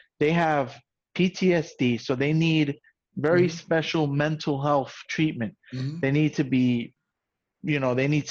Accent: New York City, New York, United States; also born or lived in Puerto Rico; I grew up in the South Bronx

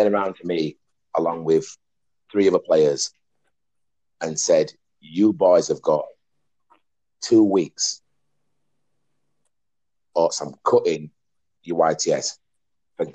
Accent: Huddersfield, Yorkshire and the Humber, United Kingdom; from my area where I was brought up in Dalton

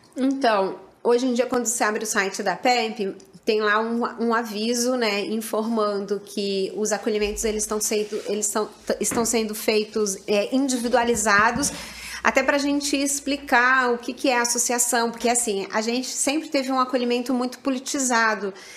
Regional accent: São Paulo, Brazil; moved away as an adult; now in Rio de Janeiro, Brazil; eu sou paulista e quando eu me mudei de São Paulo para o Rio

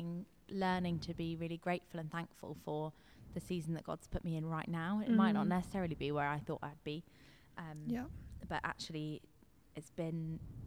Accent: London, United Kingdom; I grew up in London, and I'm still living here

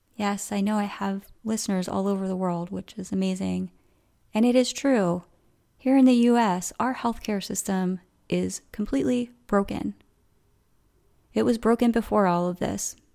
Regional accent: Coatesville, Pennsylvania, United States; moved away; where I grew up in Coatesville

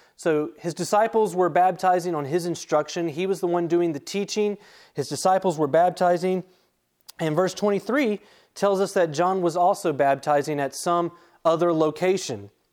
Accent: Charlotte, North Carolina, United States; moved away; me growing up in the Charlotte area

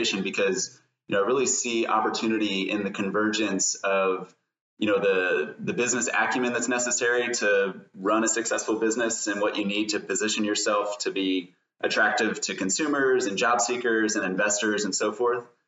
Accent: Louisville, Kentucky, United States; also born or lived in Lexington, Kentucky; I am from Kentucky, from Louisville

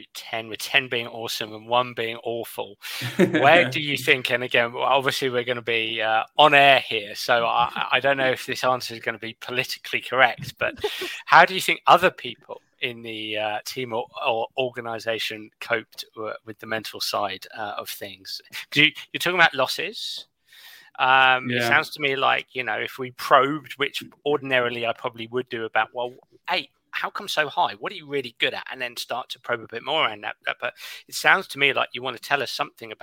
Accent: England, United Kingdom; as an Englishman

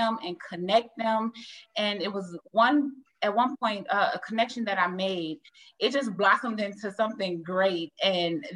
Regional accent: Toledo, Ohio, United States; I'm from Toledo, Ohio.

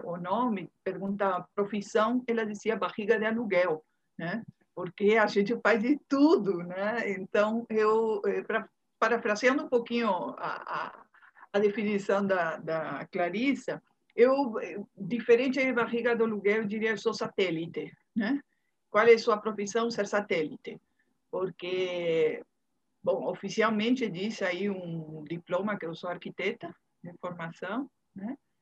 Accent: Uruguay; Portuguese is a second language; moved away as an adult; also born or lived in Bahia, Brazil; now in Salvador, Brazil; sou uruguaia, todo mundo vai perceber pelas minhas derrapadas no portunhol, né? Mas tem 29 anos, vou fazer agora em março, 29 anos que cheguei na Bahia.

